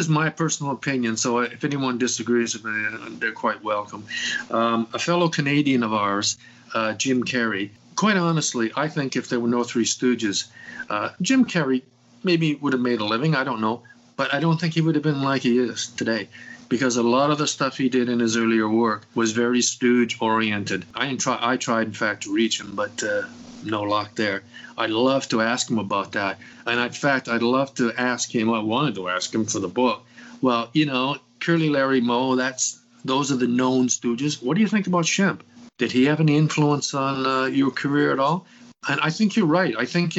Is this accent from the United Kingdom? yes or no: yes; England, United Kingdom; moved away; When I came from England originally, that was a no-no for my parents.